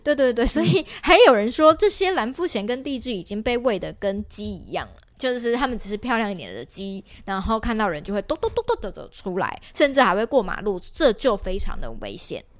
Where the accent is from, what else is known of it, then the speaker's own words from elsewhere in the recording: Kaohsiung, Taiwan; 我是高雄人，我爸妈平常住在美浓